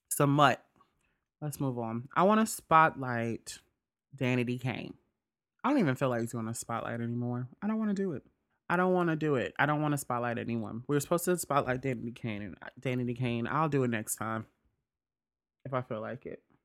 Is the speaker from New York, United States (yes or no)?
no; Mississippi, United States; moved away; I'm from Mississippi